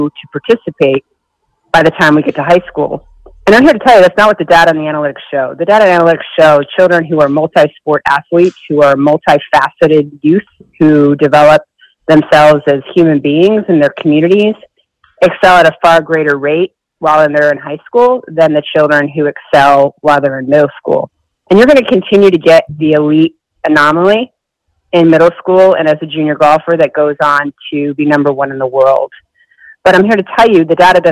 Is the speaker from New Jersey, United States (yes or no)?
no; Syracuse, New York, United States; I grew up in Syracuse, New York.